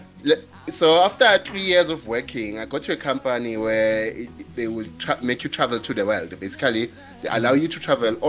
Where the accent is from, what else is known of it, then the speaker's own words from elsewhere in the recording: KwaZulu-Natal, South Africa; now in Johannesburg, South Africa; I'm a boy from KZN in South Africa that is working in Johannesburg